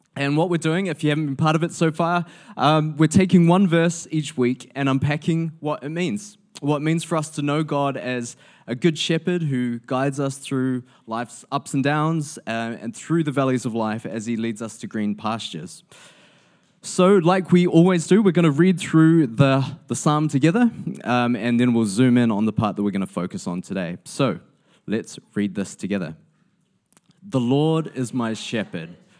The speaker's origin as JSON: {"language": "English", "country": "New Zealand", "said": "as a New Zealander"}